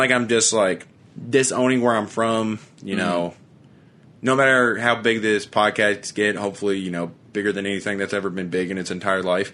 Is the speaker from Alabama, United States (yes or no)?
no; Shepherdsville, Kentucky, United States